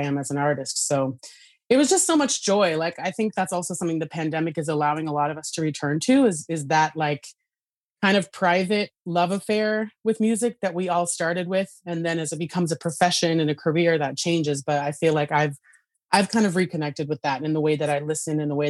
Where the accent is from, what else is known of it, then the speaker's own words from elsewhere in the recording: Idaho, United States; moved away as an adult; also born or lived in Northwest United States; now in New York City, United States; born and raised in Idaho, went through the music education program there, and then left right after high school